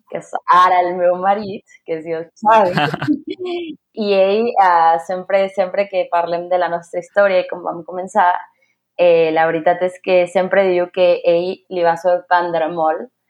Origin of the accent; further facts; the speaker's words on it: Mexico City, Mexico; Catalan is a second language; also born or lived in Barcelona; Soc una filla de la Ciutat de Mèxic, visc al centre